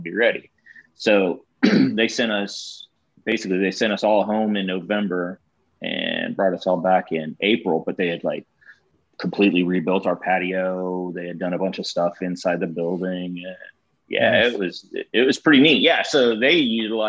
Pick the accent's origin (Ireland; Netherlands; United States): United States; Kansas; moved away; also born or lived in St. Louis; I grew up in Kansas and then moved around